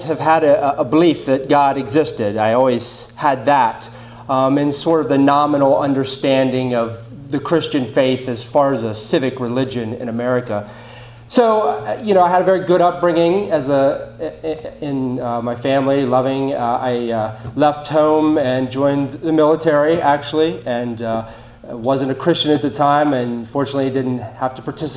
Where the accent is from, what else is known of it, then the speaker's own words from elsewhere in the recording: York, Pennsylvania, United States; I'm from York, Pennsylvania